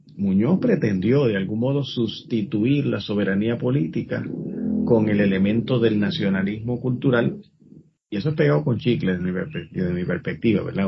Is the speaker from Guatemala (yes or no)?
no; Puerto Rico